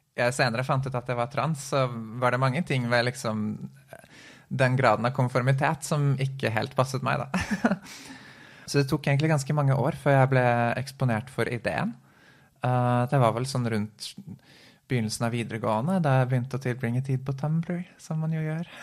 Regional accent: Oslo, Norway; jeg er født i Oslo

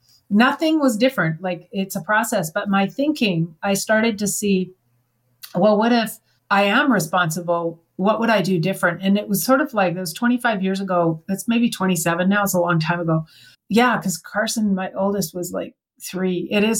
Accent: Canada; I mean, I'm from Canada. I had to go to California.

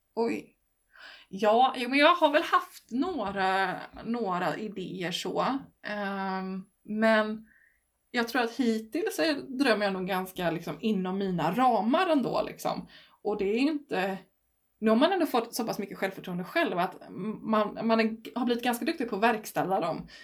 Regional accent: Stenungsund, Västra Götaland, Sweden; moved away as an adult; now in Herrljunga, Sweden; jag är från Stenungsund egentligen innan så att jag har bott från, vid kusten

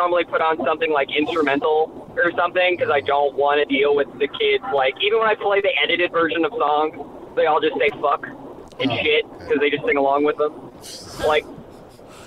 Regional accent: Tampa, Florida, United States; I'm originally from Tampa. Like, my area code is Tampa

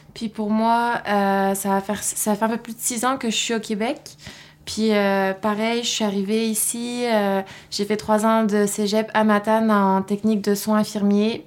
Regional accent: Lille, Hauts-de-France, France; now in Sainte-Anne-des-Monts, Canada; Je venais de Lille, en France, à côté de la Belgique, puis maintenant j'habite à Sainte-Anne-des-Monts

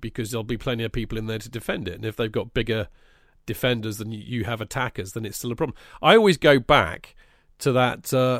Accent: Dallas, Texas, United States; Growing up in Dallas as a Cowboys fan, the last Super Bowl we went to was 1996.

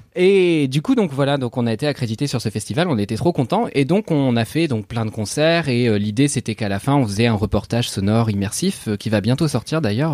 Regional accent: Normandy, France; je suis normand

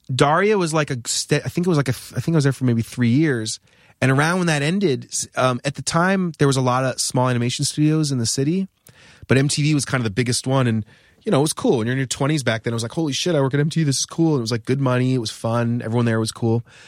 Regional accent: New Hampshire, United States; moved away as an adult; also born or lived in Rhode Island; I grew up in New Hampshire.

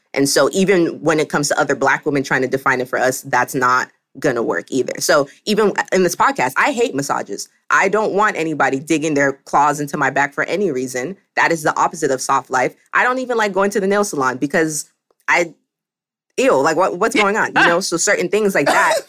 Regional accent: the South, United States; I'm African, I'm also from the South

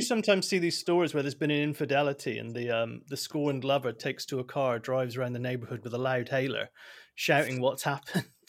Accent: Bristol, South West England, United Kingdom; accent: West Country; moved away as an adult; I'm from Bristol, and I get wrangly mocked by Kerry and Peter for my West

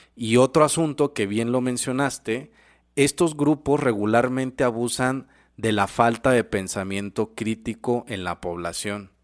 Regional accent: Mexico; Nosotros como mexicanos

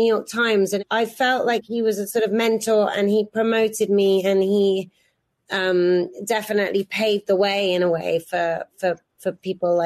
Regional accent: Oxfordshire, South East England, United Kingdom; moved away; I'm a girl from Oxfordshire

